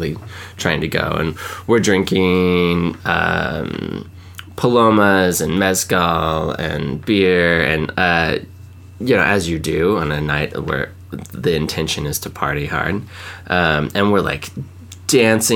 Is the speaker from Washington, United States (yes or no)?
yes; Washington, United States; I grew up in Washington, and so, like, going across the border into Canada was, like, not a big deal